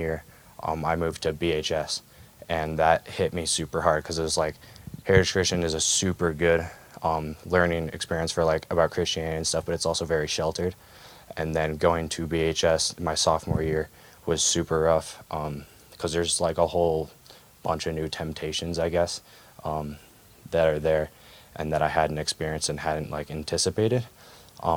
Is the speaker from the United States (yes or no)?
yes; Bozeman, Montana, United States; also born or lived in Washington; We moved to Bozeman when I was 3